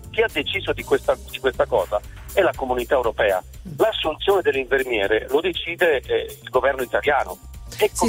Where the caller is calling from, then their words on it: Milan, Lombardy, Italy; Siamo da Milano